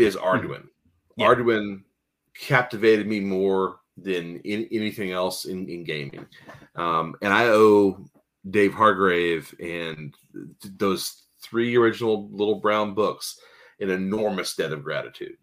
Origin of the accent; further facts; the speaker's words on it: Arkansas, United States; moved away; also born or lived in Philadelphia / California; I was born in Philadelphia, but raised in Arkansas. But I did live in California for several years